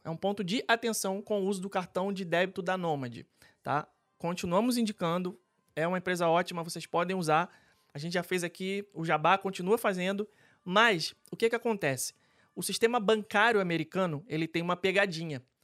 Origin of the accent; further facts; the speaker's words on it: Rio de Janeiro, Brazil; now in Orlando, United States; eu sou carioca